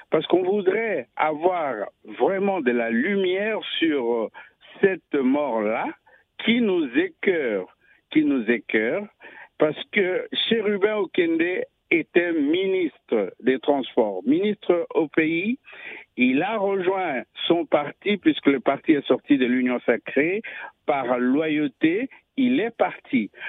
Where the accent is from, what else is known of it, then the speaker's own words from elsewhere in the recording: DR Congo; now in France; moi je vous appelle de la France au fait, et c'est pas de Kinshasa. Je suis congolais, mais je vous appelle de la France.